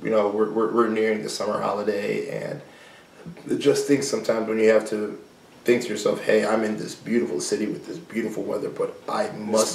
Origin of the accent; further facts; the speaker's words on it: Chicago, Illinois, United States; also born or lived in Milwaukee, Wisconsin; I grew up in Uptown, and then I moved to the suburbs with my family, and then I lived in the suburbs